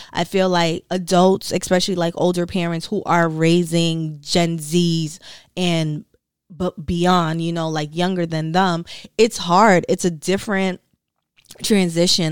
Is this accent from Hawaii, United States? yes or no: no; Brooklyn, New York, United States; I am from Brooklyn, New York, raised by a Caribbean mom.